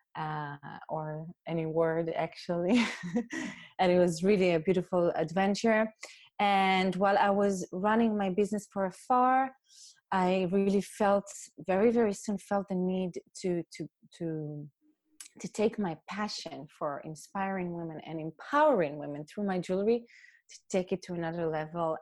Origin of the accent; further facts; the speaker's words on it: Israel; moved away as an adult; also born or lived in New York City; now in Germany; I was raised raised in Israel in a community